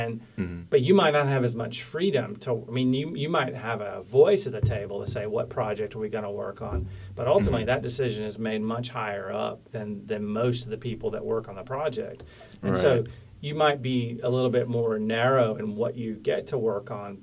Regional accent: Tyler, Texas, United States; also born or lived in Huntsville, Texas / Mount Pleasant, Texas / Weatherford, Texas / North Carolina; I was born in Tyler in East Texas

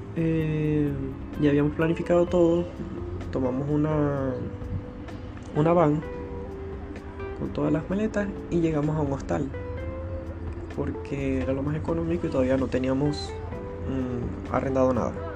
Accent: Maracaibo, Zulia, Venezuela; moved away as an adult; now in Chile; nací en Maracaibo, Venezuela

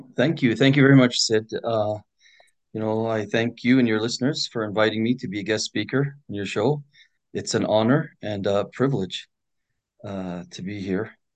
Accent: Edmonton, Alberta, Canada; it was much safer back in my day growing up in Edmonton

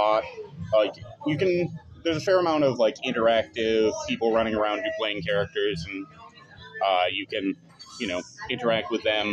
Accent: outside of Syracuse, New York, United States; where I grew up outside of Syracuse

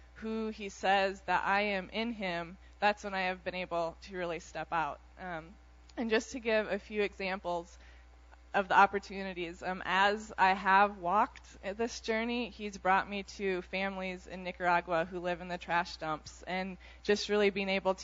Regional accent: Iowa, United States; moved away as an adult; I grew up in Iowa, was a very, very shy girl

